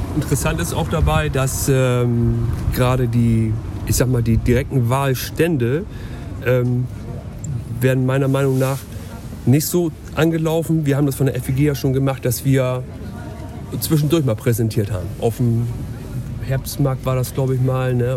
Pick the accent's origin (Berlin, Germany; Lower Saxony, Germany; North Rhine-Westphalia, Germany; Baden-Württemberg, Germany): Lower Saxony, Germany; Syke; also born or lived in Steimke; meine Lebenszeit hier in Sieke oder in der Stadt Sieke verbracht habe. Aufgewachsen in Osterholz